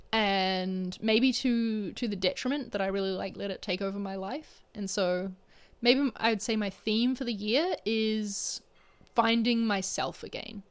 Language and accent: English; New Zealand; moved away; I'm in my home country